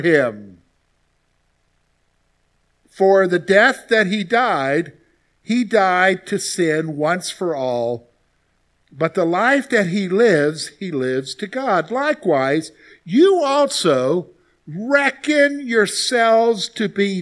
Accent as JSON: {"language": "English", "region": "the South", "country": "United States", "tie": "born or raised there", "also_born_or_lived": "Columbia, South Carolina", "moved": "yes", "said": "growing up in the South, you hear a lot about salvation because it's very much a Christian culture down there."}